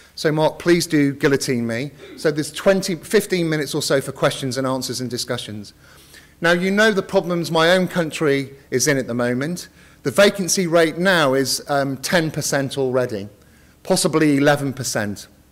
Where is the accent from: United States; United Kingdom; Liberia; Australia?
United Kingdom; I am uh, British